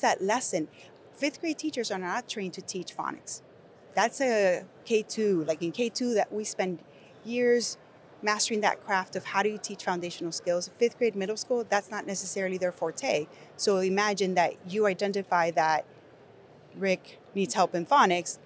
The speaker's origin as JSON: {"language": "English", "country": "Nicaragua", "tie": "born or raised there", "second_language": "English", "moved": "yes", "said": "I'm an English learner, if you cannot tell from my accent, I was born in Nicaragua"}